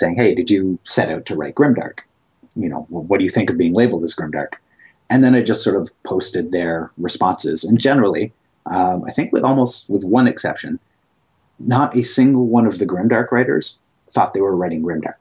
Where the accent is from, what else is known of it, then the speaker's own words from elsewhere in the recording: Canada; I'm Canadian